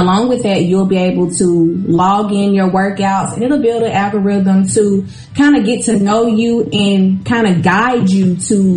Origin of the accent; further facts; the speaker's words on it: Mississippi, United States; I'm from Mississippi